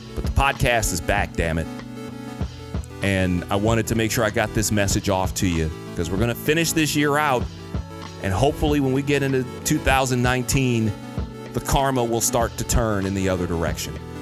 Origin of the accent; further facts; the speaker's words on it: Michigan, United States; moved away as an adult; originally I'm from Michigan